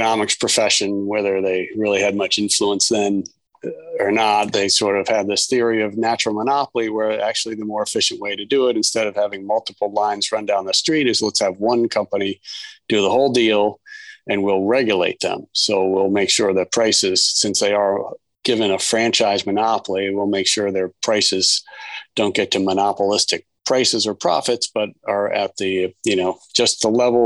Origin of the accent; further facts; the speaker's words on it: Ann Arbor, Michigan, United States; moved away as an adult; now in Bethesda, Maryland, United States; I grew up in Ann Arbor, Michigan